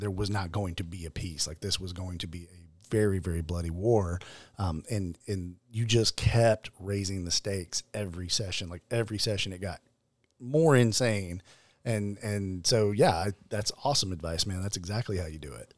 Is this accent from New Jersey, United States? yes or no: no; Arkansas, United States; I'm from Arkansas